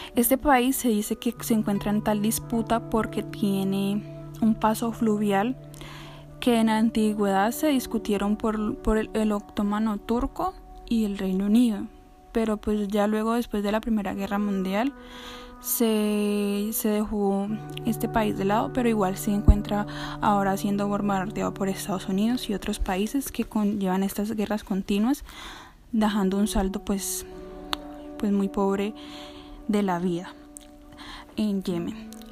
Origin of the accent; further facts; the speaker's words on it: Colombia; las oportunidades que tengo aquí en mi país, en Colombia